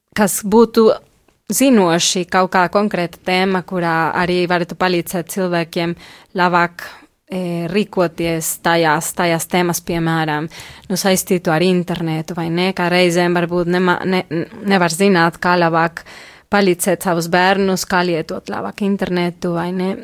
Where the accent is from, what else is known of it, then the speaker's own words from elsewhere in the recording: Mexico; Latvian is a second language; moved away as an adult; now in Latvia; Es pati esmu no Meksikas.